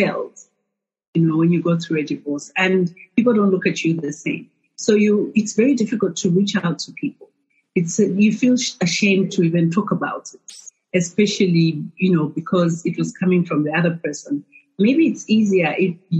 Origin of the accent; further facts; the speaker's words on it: Lusaka, Lusaka Province, Zambia; also born or lived in Ndola; now in Lusaka, Zambia; I was born and raised in Lusaka. I moved to Ndola when I got married.